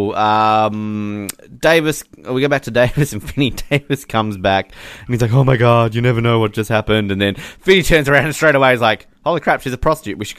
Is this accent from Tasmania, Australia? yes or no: yes; Hobart, Tasmania, Australia; I've my entire life living in Hobart